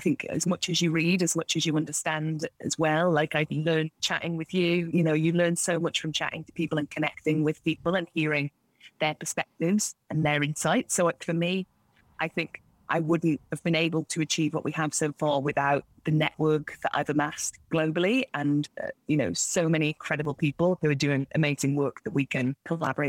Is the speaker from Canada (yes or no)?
no; Isle of Man; also born or lived in South London; now in London, United Kingdom; the beach where I grew up in the Isle of Man, because I live now in South London